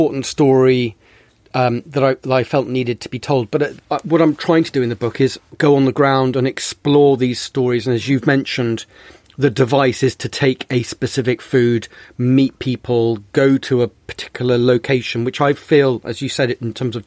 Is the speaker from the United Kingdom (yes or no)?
yes; Bristol, South West England, United Kingdom; also born or lived in Sicily; I grew up in Bristol